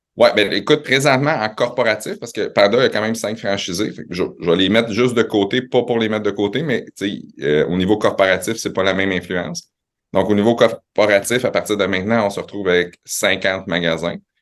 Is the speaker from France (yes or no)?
no; Quebec City, Quebec, Canada; also born or lived in Laval / Montreal; je suis né à Laval, euh, mes parents viennent de Montréal, ça a déménagé à Québec, j'avais trois 3 ans.